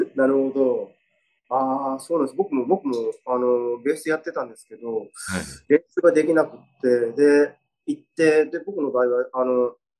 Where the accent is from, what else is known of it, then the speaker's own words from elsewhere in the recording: Shikoku, Tokushima, Japan; 僕あの、四国の徳島なんですけど